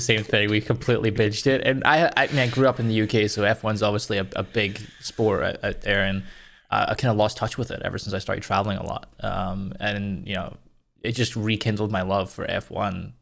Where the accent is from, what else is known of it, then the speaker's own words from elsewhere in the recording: Scotland, United Kingdom; coming from Scotland